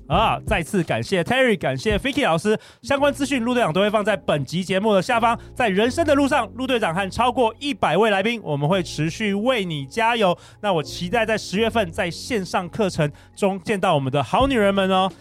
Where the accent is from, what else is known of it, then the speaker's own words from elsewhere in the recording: Taiwan; 我们台湾人